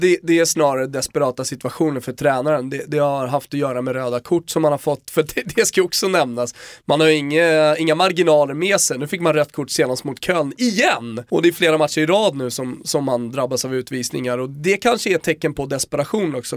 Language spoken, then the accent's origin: Swedish; Rönninge, Stockholm County, Sweden; jag är från Rönninge, ligger ganska nära Gröninge.